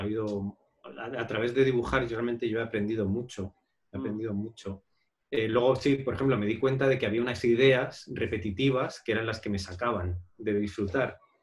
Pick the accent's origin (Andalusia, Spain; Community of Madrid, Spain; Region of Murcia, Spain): Community of Madrid, Spain; Madrid; yo en realidad soy de Madrid